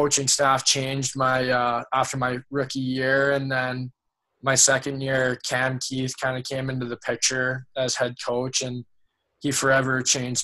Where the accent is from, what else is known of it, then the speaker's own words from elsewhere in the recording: Red Deer, Alberta, Canada; I grew up in Red Deer, and my dad, he brought me out to one of his beer league games when I was around 2 or 3